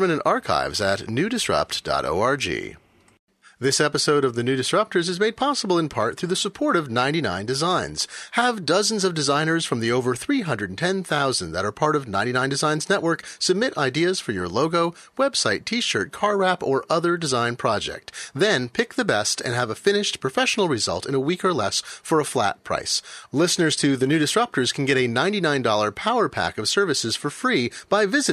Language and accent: English; Eugene, Oregon, United States; I grew up in Eugene, Oregon